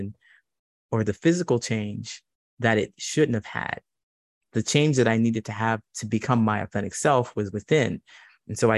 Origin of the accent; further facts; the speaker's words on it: Ohio, United States; moved away as an adult; also born or lived in California / Chicago; I grew up in Ohio